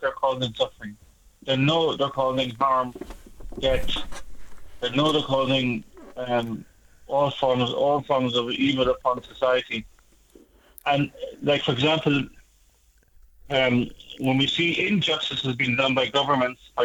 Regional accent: Ireland; I'm Irish

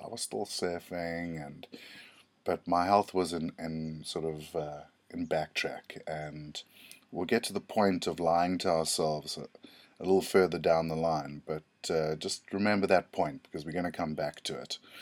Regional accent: South Africa; I'm from South Africa

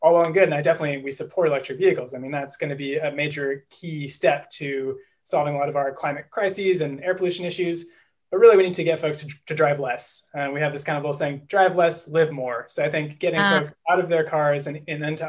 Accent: Berkeley, California, United States; now in Boston, United States; I'm actually a California native, although I'm currently based in Boston. I'm originally from Berkeley

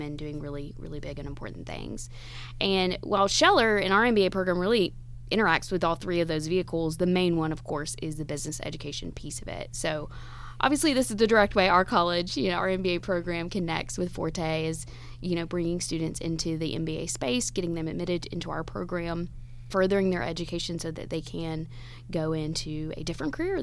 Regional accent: Georgia, United States; moved away as an adult; my home state is Georgia, so I wanted to come back to my home state

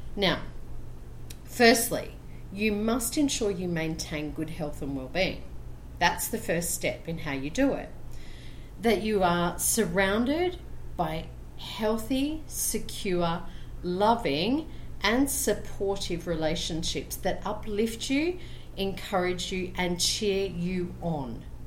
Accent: Brisbane, Queensland, Australia; now in Colombia; I'm originally from Brisbane, Australia, and currently living in Colombia, South America.

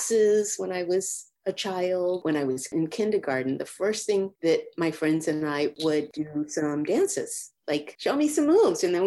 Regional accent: Boston, Massachusetts, United States; I grew up in Dorchester, Massachusetts. It's right in the city of Boston

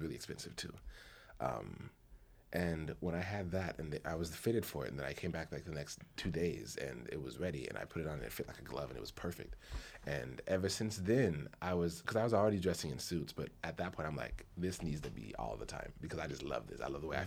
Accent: United States; me as a man in America, as an American man

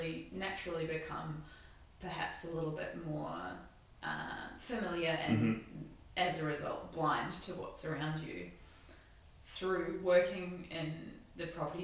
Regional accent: New Zealand; now in Melbourne, Australia; as a Kiwi who loves the great outdoors

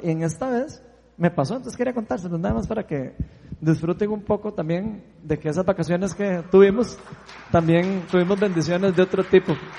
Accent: Costa Rica; somos ticos

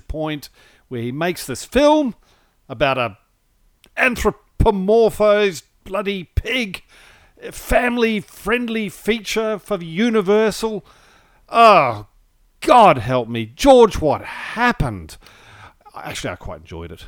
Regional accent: New Zealand; growing up in New Zealand

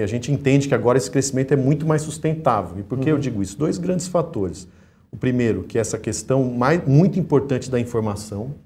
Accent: Minas Gerais, Brazil; eu como mineiro

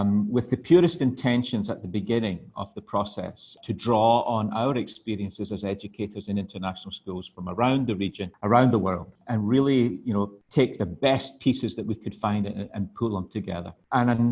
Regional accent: Scotland, United Kingdom; moved away as an adult; also born or lived in Hong Kong / Glasgow; now in Thailand; I'm originally from Scotland. I lived in Hong Kong for 26 years prior to coming out to Thailand last year.

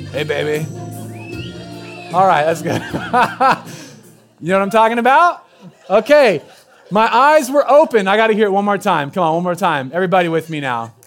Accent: Southern Oregon, United States; moved away; I'm from Southern Oregon, so we use words like gussy up down there

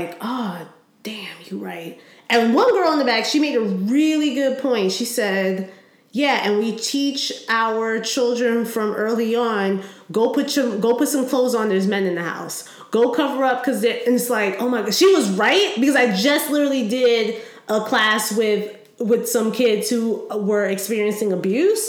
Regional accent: Howard County, Maryland, United States; I grew up in Howard County.

